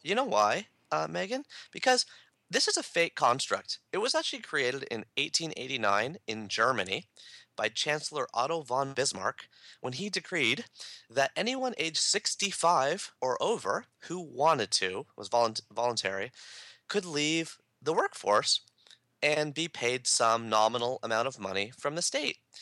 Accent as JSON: {"language": "English", "country": "Canada", "said": "I'm a Canadian"}